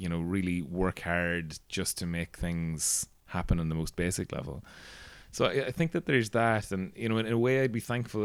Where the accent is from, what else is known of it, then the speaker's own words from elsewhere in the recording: Castleblayney, Ulster, Ireland; I grew up in Castleblaine